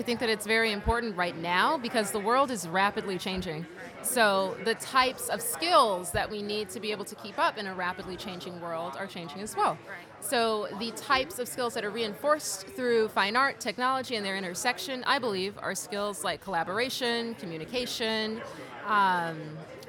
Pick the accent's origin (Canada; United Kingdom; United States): United States; Los Angeles, California; I'm from Los Angeles. I live and work in Los Angeles